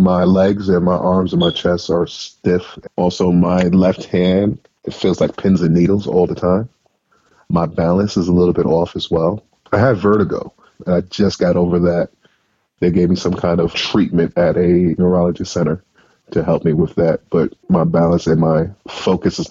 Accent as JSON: {"language": "English", "town": "Atlanta", "region": "Georgia", "country": "United States", "tie": "born or raised there", "moved": "yes", "said": "when I got back to my hometown in Atlanta"}